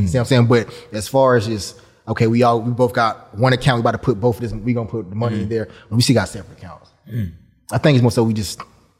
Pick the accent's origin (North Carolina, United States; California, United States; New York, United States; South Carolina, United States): South Carolina, United States; Yeah, we ain't have. I mean, my mom worked two jobs.